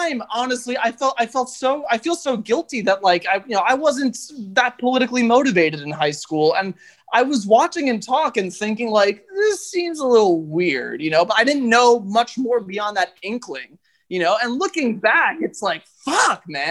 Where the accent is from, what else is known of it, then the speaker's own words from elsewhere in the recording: New York, United States; I'm from New York